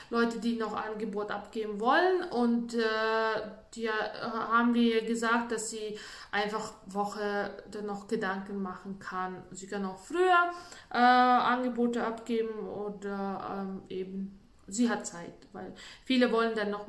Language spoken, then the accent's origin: German; Latvia; German is a second language; bei uns in Lettland, ich komme ja aus Lettland, und bei uns ist üblich, dass äh, jeder macht für sich extrem schön in den Wohnungen.